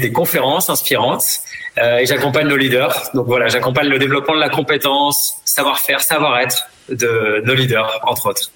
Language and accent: French; the South-West, south-west France, France; moved away; also born or lived in Madagascar; je suis originaire du Sud-Ouest